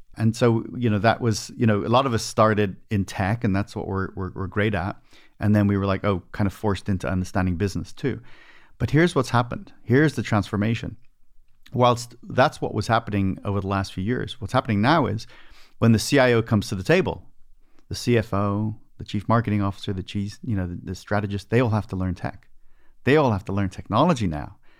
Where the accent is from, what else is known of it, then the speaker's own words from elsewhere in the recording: Dublin, Leinster, Ireland; moved away as an adult; now in United States; I was born in Ireland, so this all happened over in Dublin, Ireland, and then I emigrated